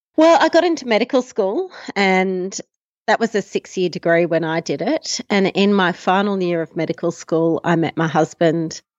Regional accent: Melbourne, Victoria, Australia; moved away as an adult; now in Tasmania, Australia; I was born in Melbourne, uh, six kilometres from the central business district of Melbourne, actually. And I went to school there

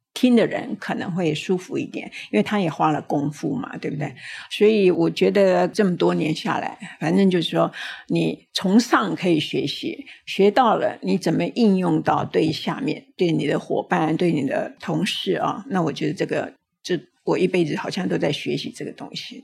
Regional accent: Tainan, Taiwan; 我是台南人

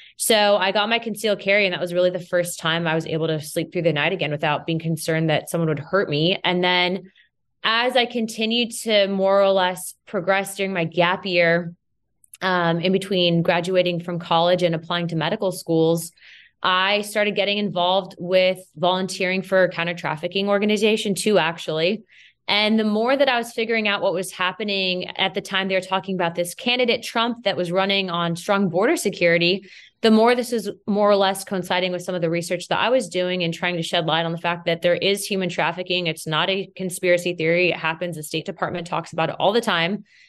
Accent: United States; I may be Hispanic, but first and foremost, I'm an American

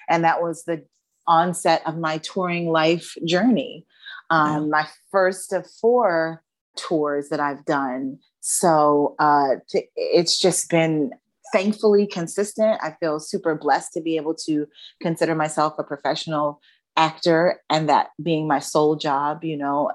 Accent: Philadelphia, Pennsylvania, United States; moved away; so I am actually from Philadelphia

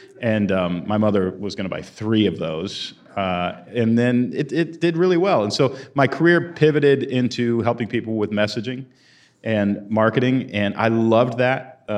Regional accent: Houston, Texas, United States; moved away as an adult; also born or lived in Portland, Oregon; I grew up in Houston, Texas, moved to Portland, Oregon when I was 21 and spent 20 years there as a writer

